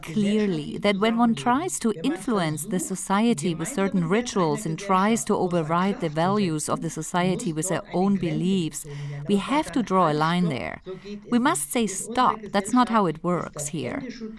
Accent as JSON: {"language": "English", "country": "Turkey", "said": "I come from Turkey. I'm more than 60 years old, and I remember in the small villages in Anatolia, the greetings were always physical."}